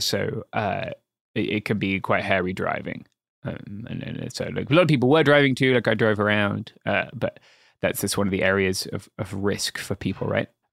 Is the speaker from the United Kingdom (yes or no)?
yes; England, United Kingdom; as a Englishman